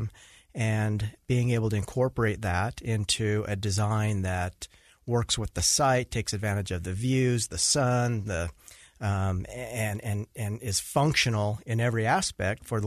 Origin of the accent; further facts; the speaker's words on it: Utah, United States; also born or lived in Washington; I was born in Washington, but grew up here in Utah